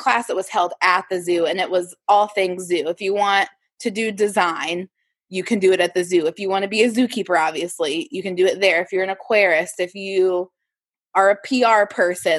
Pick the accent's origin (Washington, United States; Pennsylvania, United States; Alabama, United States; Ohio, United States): Ohio, United States; also born or lived in Columbus, Ohio; But I am from Ohio. I was living in Columbus, Ohio, and I grew up with my grandma